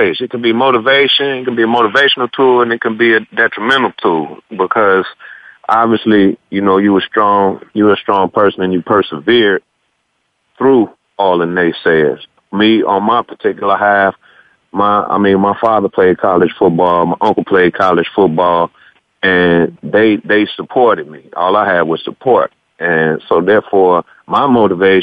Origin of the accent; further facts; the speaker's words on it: Park Forest, Illinois, United States; moved away as an adult; also born or lived in Wyoming; I'm from the Chicago suburbs, south suburbs of Chicago, Park Forest, Illinois. And the high school I went to is called Rich East High School.